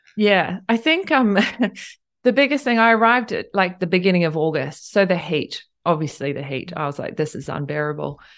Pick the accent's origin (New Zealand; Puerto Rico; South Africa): New Zealand; Tauranga, Bay of Plenty; moved away as an adult; also born or lived in Cambridge, New Zealand / Queenstown, New Zealand; now in Tokyo, Japan; I grew up in Tauranga and, um, and Cambridge.